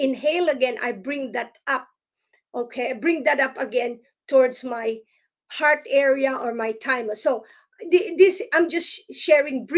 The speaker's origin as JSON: {"language": "English", "country": "Philippines", "tie": "born or raised there", "moved": "yes", "lives_now": "United States", "said": "I grew up in the Philippines and as a Protestant"}